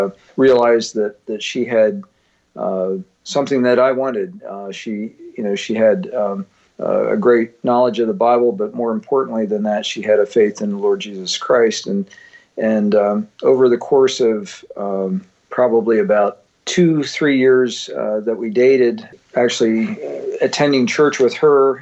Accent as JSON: {"language": "English", "area": "Northumberland County", "region": "central Pennsylvania", "country": "United States", "tie": "born or raised there", "said": "I grew up in central Pennsylvania, in Northumberland County, central Pennsylvania"}